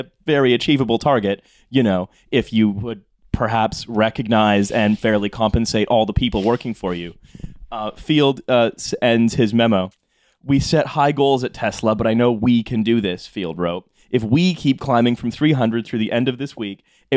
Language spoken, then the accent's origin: English; Canada; I'm Canadian